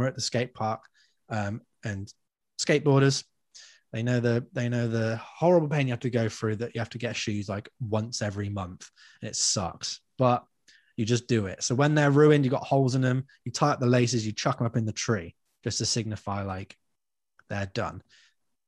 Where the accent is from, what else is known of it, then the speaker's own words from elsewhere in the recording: Trowbridge, South West England, United Kingdom; we're from Trowbridge